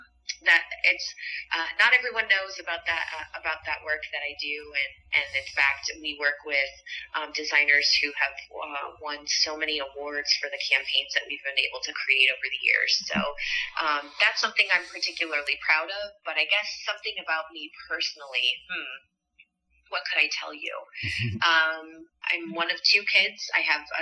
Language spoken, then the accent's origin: English; Midwest, United States; now in West Hollywood, United States; I grew up in the Midwest, and now the pleasure of calling West Hollywood home